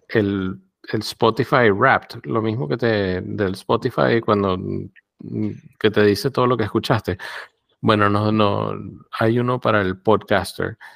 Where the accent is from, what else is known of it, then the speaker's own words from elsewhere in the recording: Cuba; Mm, eh, como cubana, es un poco